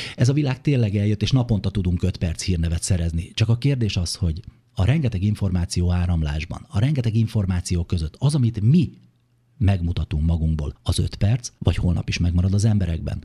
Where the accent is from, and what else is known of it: Kakucs, Pest, Hungary; born or raised there